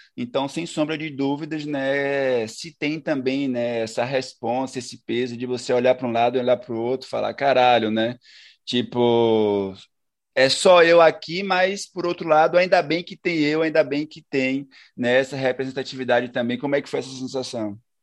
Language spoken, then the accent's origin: Portuguese; Brazil; enquanto brasileiro